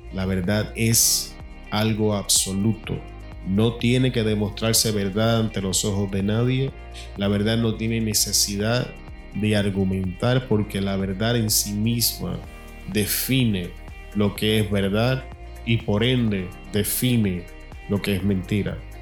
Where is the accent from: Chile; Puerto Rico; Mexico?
Puerto Rico; now in Arizona, United States; La manera en que cocinamos en mi país, Puerto Rico, es totalmente diferente a la comida mexicana